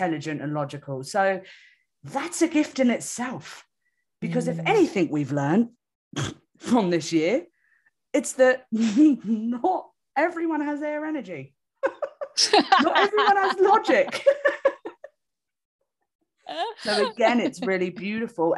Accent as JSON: {"language": "English", "region": "London", "country": "United Kingdom", "moved": "yes", "said": "I'm from London"}